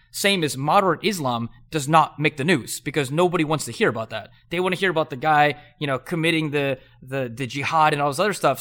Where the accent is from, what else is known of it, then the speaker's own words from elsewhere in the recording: Southern California, United States; I grew up in Southern California